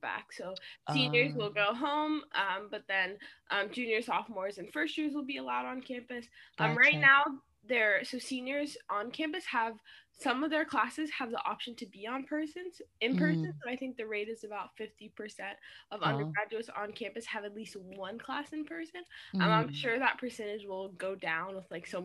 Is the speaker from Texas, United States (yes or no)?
no; Miami, Florida, United States; moved away as an adult; also born or lived in Jersey City, New Jersey; I'm originally from Miami, Florida, but right now I'm in Jersey City.